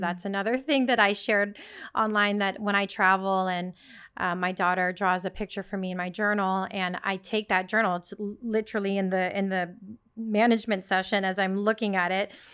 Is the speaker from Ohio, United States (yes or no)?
no; Sacramento, California, United States; moved away as an adult; also born or lived in Netherlands; now in New York City, United States; I was born and raised in Sacramento, California, small town, um, first generation Filipino